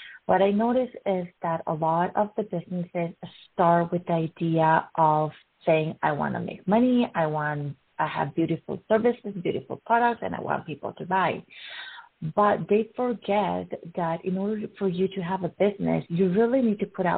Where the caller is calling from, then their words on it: Edmonton, Alberta, Canada; I'm calling from Edmonton. I'm in my home base, Southwest, and we are in the western side of the Edmonton City.